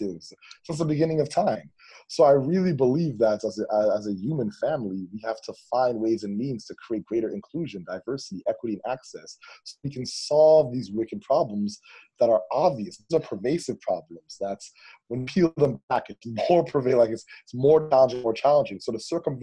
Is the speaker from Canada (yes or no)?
yes; Toronto, Ontario, Canada; I grew up in East Toronto and in the Malvern and Kingston Gallo communities